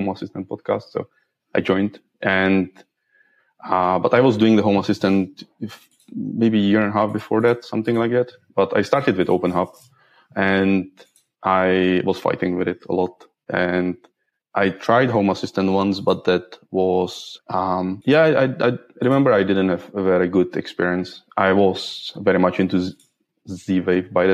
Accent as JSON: {"language": "English", "region": "Prague", "country": "Czechia", "second_language": "English", "moved": "as an adult", "lives_now": "Sweden", "said": "originally from Czech Republic, from Prague."}